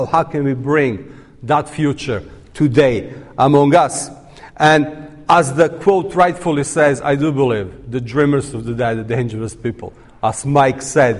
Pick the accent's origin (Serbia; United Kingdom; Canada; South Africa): Serbia; I'm coming from Serbia